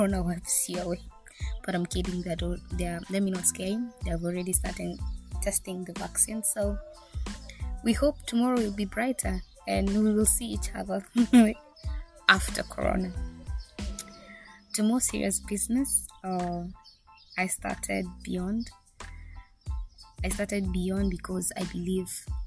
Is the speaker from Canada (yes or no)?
no; Kenya; moved away as an adult; also born or lived in Negev Desert, Israel; now in Israel; I'm currently living in Israel, in the Negev Desert. I'm here for internship, but I am a Kenyan.